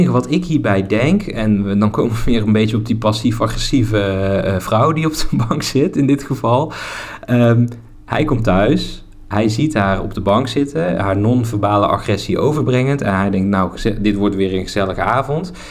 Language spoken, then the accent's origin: Dutch; Netherlands; accent: soft G; Kijk, ik mag daar eigenlijk niet te veel over zeggen met mijn zachte G en ik maak mijn woorden ook niet af.